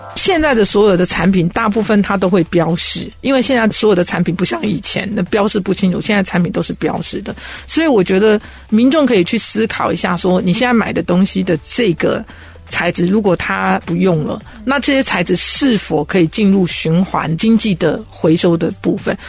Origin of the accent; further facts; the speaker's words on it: Taiwan; 我们台湾人都说